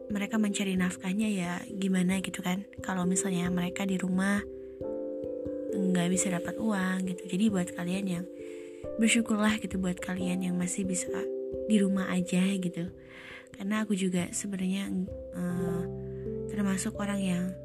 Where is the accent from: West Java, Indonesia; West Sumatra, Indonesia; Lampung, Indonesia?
West Java, Indonesia; Saya tinggal di salah satu eh salah salah satu kampung di Kabupaten Tasik Malaya. Aku asli orang Sunda.